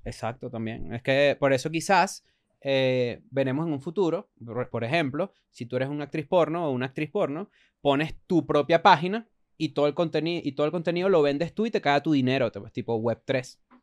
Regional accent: Venezuela; now in Mexico; somos venezolanos

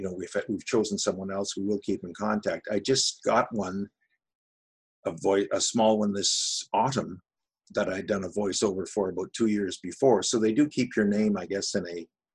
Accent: Canada; accent: Ottawa Valley (Outaouais) French; My French parle avec un accent la vallée de l'Outaouais.

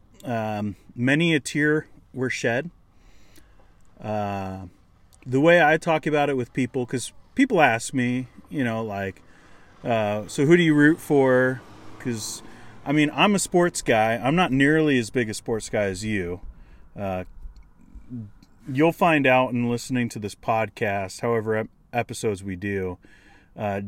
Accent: Seattle, Washington, United States; moved away as an adult; also born or lived in Anaheim, California; now in Canada; we're brothers. And we grew up in Seattle. I moved away.

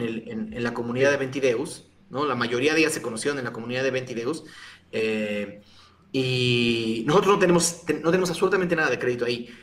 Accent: Mexico

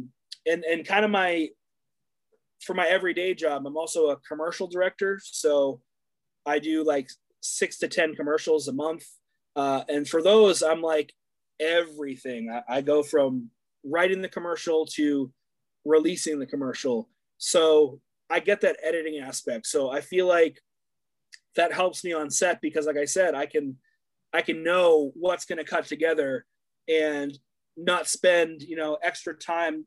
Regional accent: New Hampshire, United States; growing up in New Hampshire

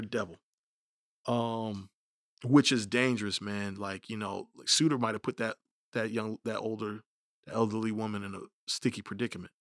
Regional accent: United States; we're all American

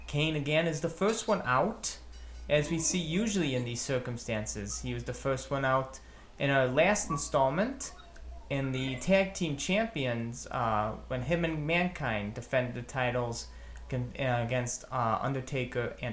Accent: Hamilton, Ontario, Canada; We are here from Hamilton, Ontario, Canada for WWF Breakdown in Your House.

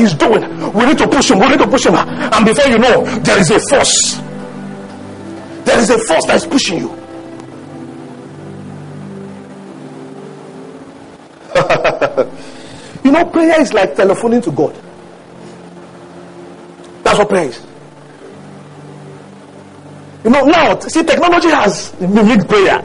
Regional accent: Mokwa, Niger State, Nigeria; moved away; I grew up in Mokwa. Do you know where Mokwa is? Mokwa is Niger State.

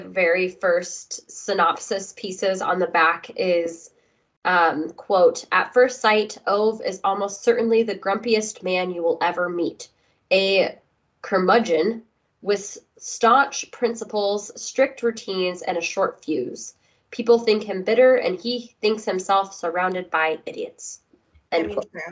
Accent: United States; being an American

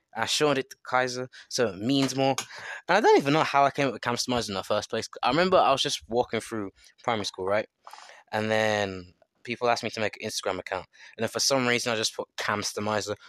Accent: England, United Kingdom; I'm from England

